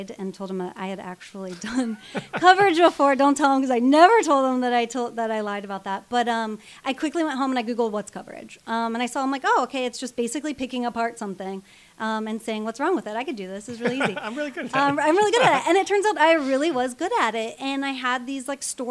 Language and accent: English; Illinois, United States; moved away; I come from the Midwest. I come from a small town in Illinois